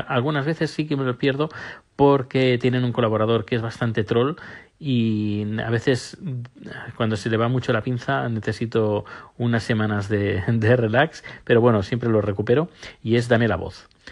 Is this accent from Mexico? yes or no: no; Spain; now in Sweden; mi pasaporte español, es decir, como español viviendo, residiendo en, Suecia